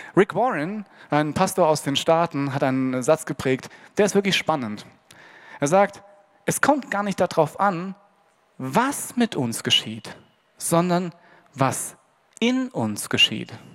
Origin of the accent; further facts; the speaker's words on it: Hesse, Germany; Bei uns in Hessen